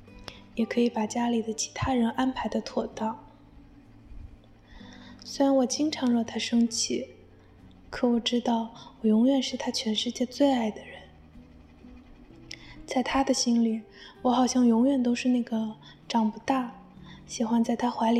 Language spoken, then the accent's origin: Chinese; Jiangnan, China; moved away as an adult; now in Busan, South Korea; 我现在呢是在釜山大学念研究生。我的故乡是一座美丽的江南小城。